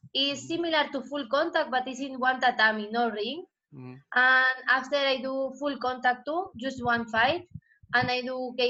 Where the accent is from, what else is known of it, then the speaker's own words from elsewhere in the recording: Spain; English is a second language; now in Thailand; So, memories I don't have because him lived in Argentina and me, I grew up in Spain.